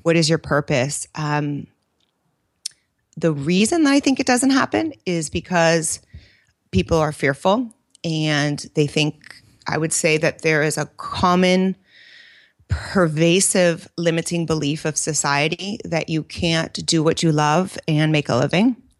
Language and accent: English; Bay Area, California, United States; also born or lived in New York / Italy; born and raised in the Bay Area